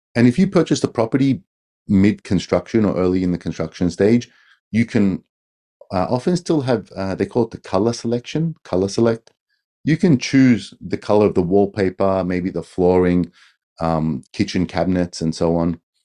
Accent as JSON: {"language": "English", "country": "Australia", "moved": "as an adult", "lives_now": "Tokyo, Japan", "said": "I've been in Japan for twenty years. I'm an Australian."}